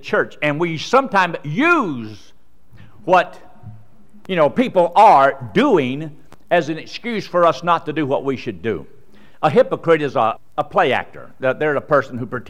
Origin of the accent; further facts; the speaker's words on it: United States; I was born in America